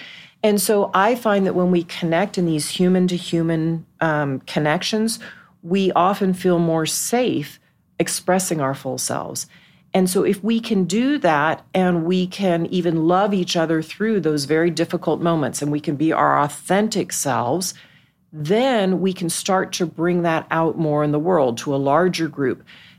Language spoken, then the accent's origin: English; Dallas, Texas, United States; moved away; I grew up in Dallas.